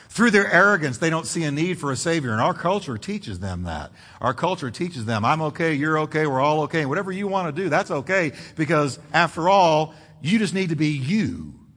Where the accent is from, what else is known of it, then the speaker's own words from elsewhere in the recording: United States; I grew up in America